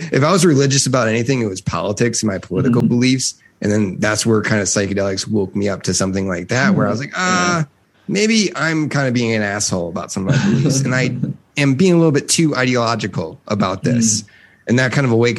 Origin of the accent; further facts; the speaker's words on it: Midwest, United States; I grew up in the Midwest